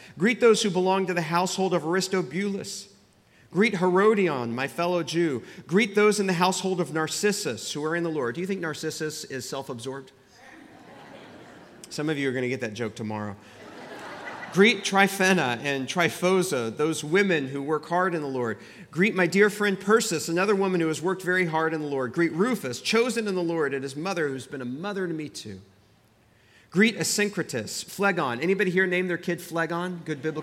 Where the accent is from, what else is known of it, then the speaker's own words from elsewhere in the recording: Central Texas, United States; moved away as an adult; also born or lived in Princeton, New Jersey; I grew up in Texas, and this is just how you greeted one another growing up in Central Texas